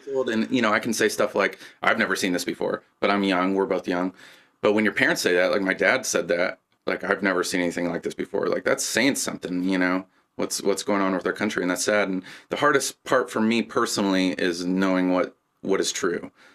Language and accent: English; Lebanon, Indiana, United States; moved away